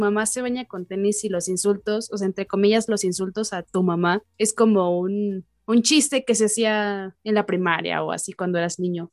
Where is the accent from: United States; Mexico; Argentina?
Mexico; los mexicanos estamos tan acostumbrados